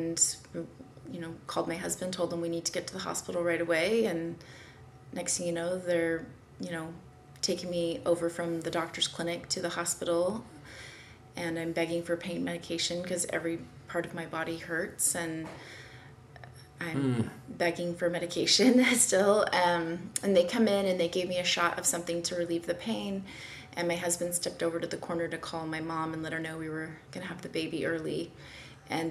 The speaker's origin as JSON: {"language": "English", "town": "Kennewick", "region": "Washington", "country": "United States", "tie": "born or raised there", "said": "I was born in Eastern Washington in a small town, Kennewick. Mm-hmm. Where I went to high school with the same high school as my parents"}